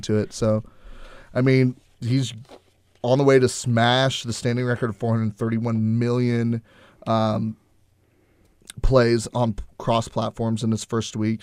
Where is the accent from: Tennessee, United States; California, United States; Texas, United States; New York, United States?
Texas, United States; Houston; I'm from Houston